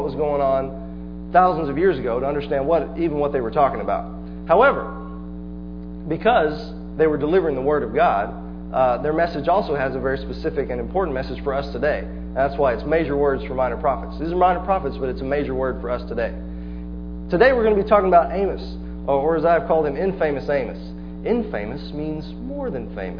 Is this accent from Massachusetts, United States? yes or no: no; Palestine, Texas, United States; I'm a hometown boy. I grew up in Palestine.